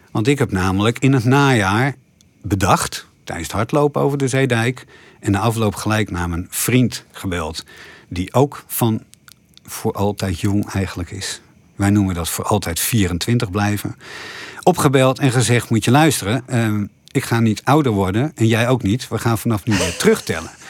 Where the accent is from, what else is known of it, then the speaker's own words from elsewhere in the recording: Dokkum, Friesland, Netherlands; also born or lived in Haarlem / Ede; ik ben geboren in Haarlem, ik ging toen naar Ede, toen naar Dokkum, daar heb ik laag school gezeten.